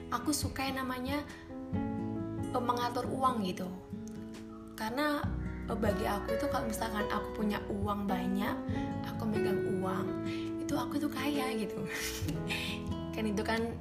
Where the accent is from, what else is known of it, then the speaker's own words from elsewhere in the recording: Malang, East Java, Indonesia; dan aku berasal dari Malang gitu